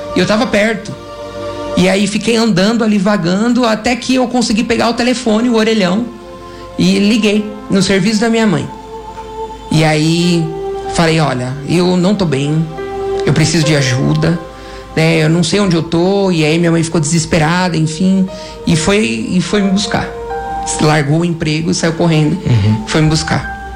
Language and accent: Portuguese; São Paulo, Brazil; eu sou de São Paulo, minha família é de São Paulo